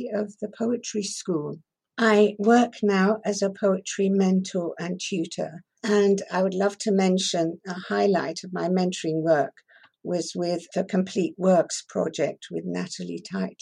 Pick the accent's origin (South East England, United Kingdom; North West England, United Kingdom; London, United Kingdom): South East England, United Kingdom; Shanklin; first language Persian; English is a second language; also born or lived in Tehran, Iran; I was born in Tehran, and then at the age of 6, I was sent to Shanklin on the Isle of Wight to boarding school